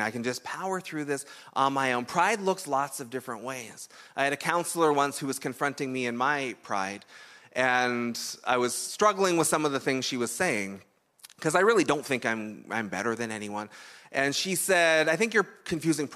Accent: Canada; we're Canadian

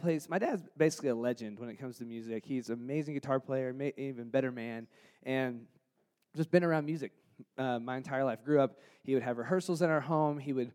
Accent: Jonesboro, Arkansas, United States; I grew up in Jonesboro, Arkansas, which is the northeast corner of Arkansas near Memphis, Tennessee

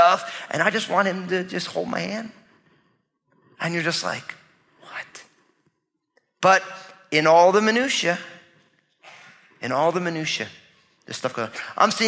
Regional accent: New Jersey, United States; I'm from New Jersey, so I talk that way to people.

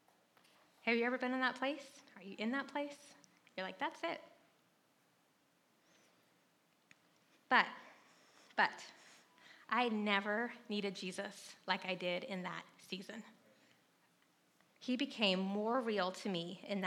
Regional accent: North Carolina, United States; moved away as an adult; also born or lived in San Francisco; I grew up in North Carolina

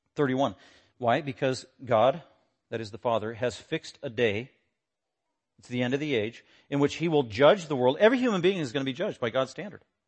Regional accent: Denver, Colorado, United States; I was born in Denver, nineteen sixty-six

